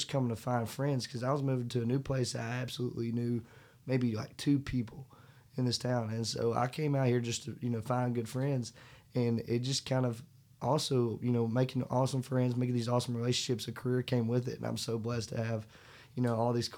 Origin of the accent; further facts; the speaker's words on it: Nashville, Arkansas, United States; moved away as an adult; also born or lived in Murfreesboro, Arkansas; now in Nashville, United States; I'm originally from Nashville, Arkansas, and I moved to Tennessee about a year and guess going on a year and 11 months ago.